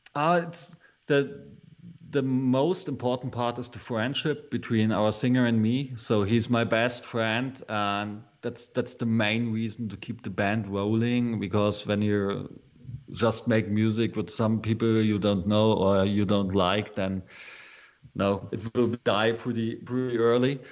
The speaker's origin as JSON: {"language": "English", "area": "East Berlin", "region": "Bavaria", "country": "Germany", "tie": "born or raised there", "second_language": "English", "said": "I'm from East Berlin. So um, after the Second World War, uh, Germany was split in a half. So one one half of Germany was uh, the Russian side, and this was the side where I was born"}